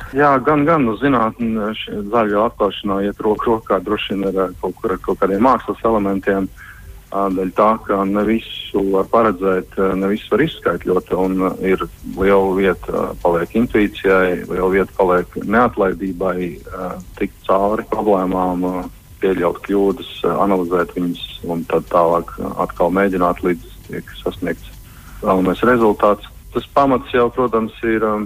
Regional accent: Salacgrīva, Limbaži Municipality, Latvia; es esmu no Salzgrības un uh, gan jau kā katrs Salzgrības puika kaut kādu laiku posmu ir vēlējies saistīt savu profesiju ar jūru.

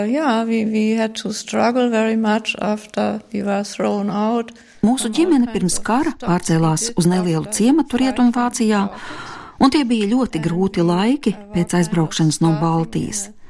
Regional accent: United Kingdom; born there; Es varu justies vairāk kā brits, jo esmu dzimis Lielbritānijā

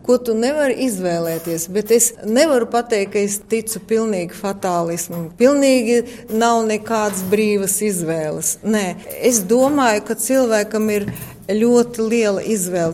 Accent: Latvia; moved away as an adult; now in Australia; Latvija ir manī iekšā, tā ir mana dzimtene.

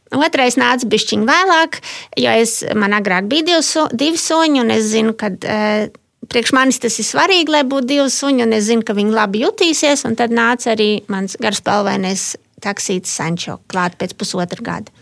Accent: Latvia; moved away; also born or lived in Germany; Esmu daudz biežāk Latvijā, manā dzimtenē.

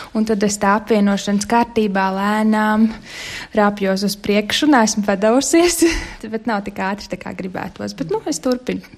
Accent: Latvia; moved away; mēs esam latvieši

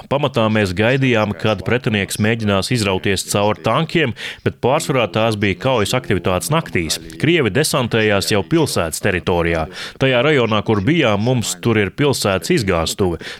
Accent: Chernihiv, Chernihiv Oblast, Ukraine; Es pieteicos brīvprātīgajos, jo pats esmu no Černihivas, vis tālāk ziemeļos esošās Ukrainas lielās pilsētas.

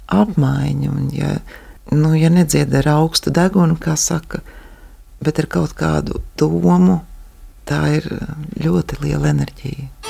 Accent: Kurzeme, Latvia; also born or lived in Ventspils; now in Ēdole, Latvia; es esmu kurzemniece

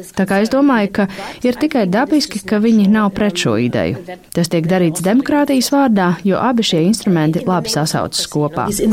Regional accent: Germany; now in Brussels, Belgium; Es nāku no Vācijas

